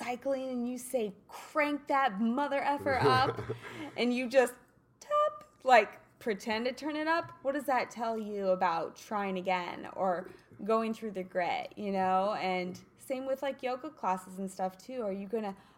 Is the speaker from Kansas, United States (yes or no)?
yes; Kansas, United States; now in Los Angeles, United States; I'm from Kansas